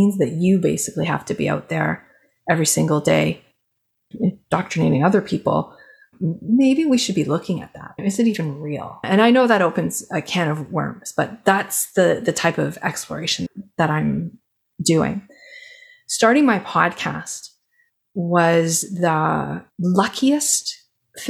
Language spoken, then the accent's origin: English; Canada; I'm Canadian